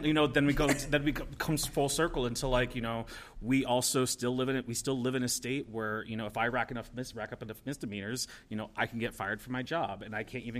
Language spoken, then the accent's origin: English; Pennsylvania, United States; So I came from Pennsylvania 2 years ago, right